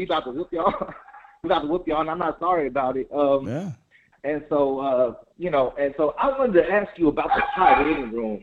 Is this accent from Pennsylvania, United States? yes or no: no; Texas, United States; I'm from Texas